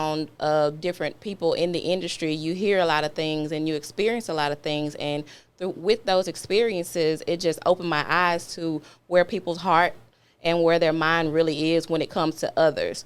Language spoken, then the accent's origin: English; Dallas, Texas, United States; moved away as an adult; now in Memphis, United States; I'm originally from Dallas, Texas. I've been in Memphis for almost 15 years now.